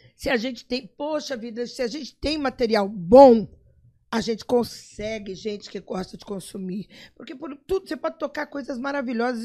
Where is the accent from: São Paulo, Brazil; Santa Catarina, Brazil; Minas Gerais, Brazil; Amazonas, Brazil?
São Paulo, Brazil; moved away as an adult; also born or lived in Rio de Janeiro; now in Campo Grande, Brazil; Sou nascida em Campo Grande, fui com um, um ano de idade para São Paulo e voltei com 30